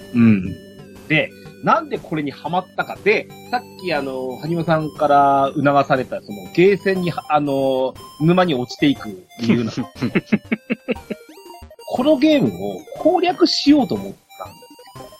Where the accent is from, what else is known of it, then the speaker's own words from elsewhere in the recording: Yamagata, Japan; うちの地元の山形大学の